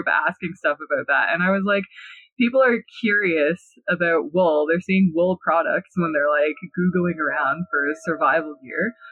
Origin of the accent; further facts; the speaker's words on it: near Hiawatha First Nation, Ontario, Canada; one of the indigenous communities that's really close to my hometown. He's from Hiawatha First Nation.